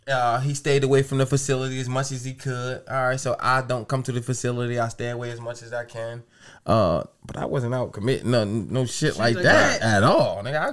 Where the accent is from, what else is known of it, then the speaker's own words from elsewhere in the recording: the South, United States; When I got cut, bro, I remember the first day I came back, … and I'm from the South.